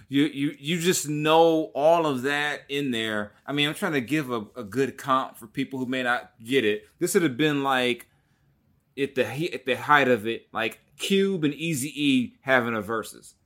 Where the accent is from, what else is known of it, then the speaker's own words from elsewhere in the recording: Long Beach, California, United States; I'm from Long Beach